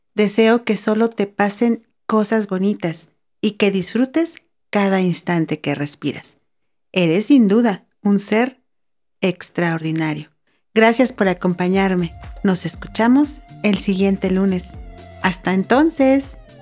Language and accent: Spanish; Ensenada, Baja California, Mexico; now in San Luis Potosí, Mexico; crecí en una ciudad a la orilla del mar, específicamente en el puerto de Ensenada, Baja California